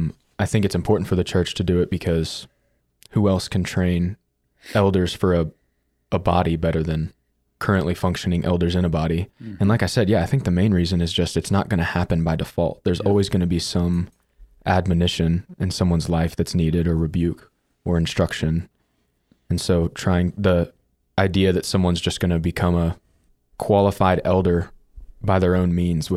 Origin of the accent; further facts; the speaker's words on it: Alexandria, Kentucky, United States; Alexandria, Kentucky.